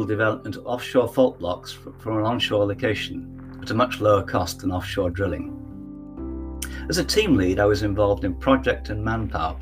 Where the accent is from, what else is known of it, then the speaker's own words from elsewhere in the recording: Leeds, Yorkshire and the Humber, United Kingdom; moved away as an adult; I graduated from my hometown university, Leeds, in 1980.